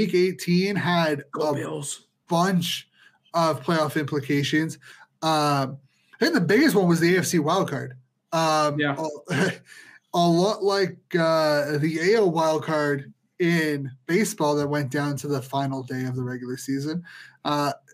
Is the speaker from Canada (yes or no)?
yes; Ottawa, Ontario, Canada; we're from Ottawa